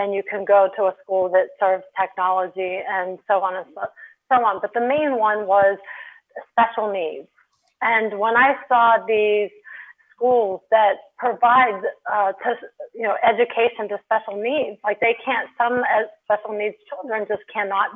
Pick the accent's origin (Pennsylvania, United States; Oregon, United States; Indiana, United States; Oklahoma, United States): Pennsylvania, United States; Pittsburgh; moved away as an adult; also born or lived in Delaware; I was working with International Pittsburgh, which is where I'm from